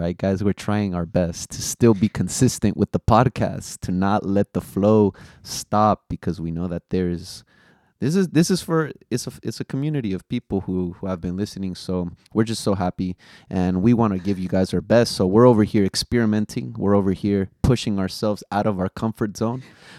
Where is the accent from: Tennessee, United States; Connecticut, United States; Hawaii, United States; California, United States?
California, United States; the Bay Area; Even though we're from the Bay, shout out the Warriors. We're Golden State Warriors fans out here.